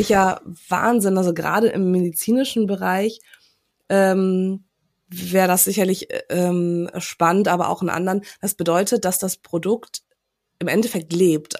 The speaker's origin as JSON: {"language": "German", "country": "Germany", "moved": "yes", "lives_now": "Hamburg, Germany", "said": "für uns als Deutsche"}